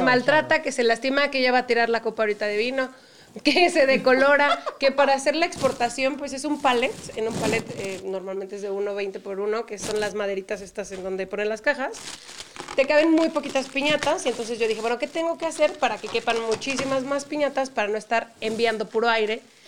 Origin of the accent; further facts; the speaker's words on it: Mexico; also born or lived in Europe; me decían en Europa que yo no era mexicana y eso me molestaba mucho